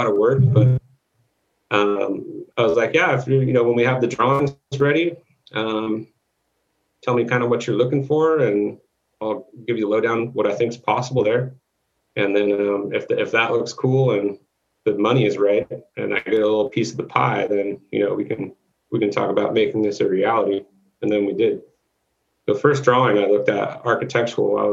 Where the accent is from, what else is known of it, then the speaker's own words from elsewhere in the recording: Thousand Oaks, California, United States; also born or lived in Newbury Park; my hometown? And he didn't know I was from there